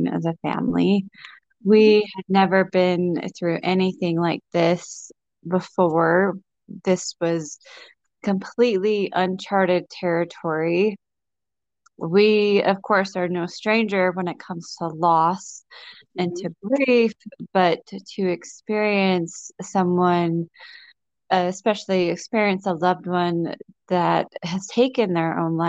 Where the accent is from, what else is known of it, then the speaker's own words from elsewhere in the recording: Utah, United States; my home state of Utah